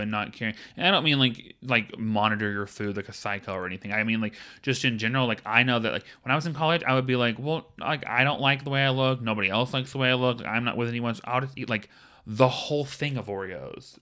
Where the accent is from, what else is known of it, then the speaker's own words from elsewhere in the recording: the South, United States; now in Los Angeles, United States; I'm from the South